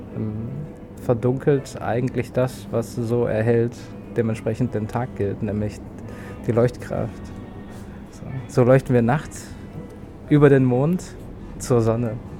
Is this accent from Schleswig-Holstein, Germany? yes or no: yes; North Frisia, Schleswig-Holstein, Germany; now in Berlin, Germany; ich bin Nordfriese und irgendwie. Ich habe meine Heimat verlassen